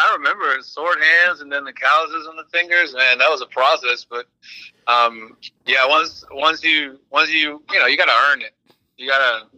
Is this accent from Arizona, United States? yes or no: no; South Alabama, United States; also born or lived in Lima, Peru; I grew up in South Alabama